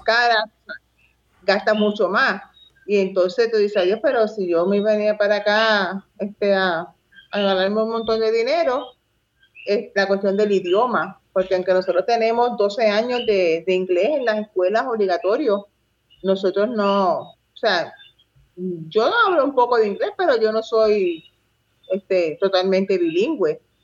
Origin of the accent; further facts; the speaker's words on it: Puerto Rico; aquí en Puerto Rico